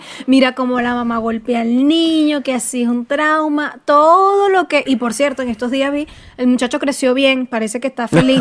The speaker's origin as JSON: {"language": "Spanish", "country": "Venezuela", "moved": "yes"}